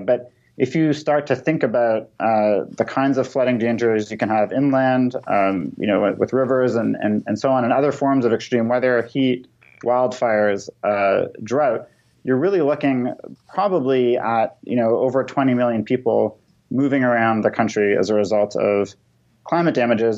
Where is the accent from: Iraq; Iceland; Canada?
Canada; Toronto, Ontario; now in United States; I grew up in Toronto